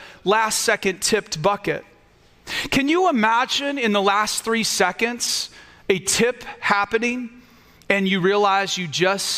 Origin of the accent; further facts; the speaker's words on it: United States; We as Americans